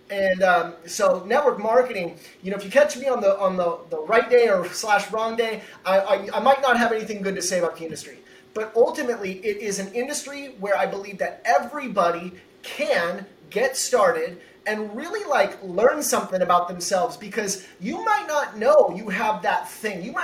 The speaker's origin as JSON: {"language": "English", "region": "Pacific Northwest", "country": "United States", "said": "I'm from the Northwest, and we would go, uh, you know, five minutes away. We'd go over to Portland, and and I've lived on the corner of uh, Washington State"}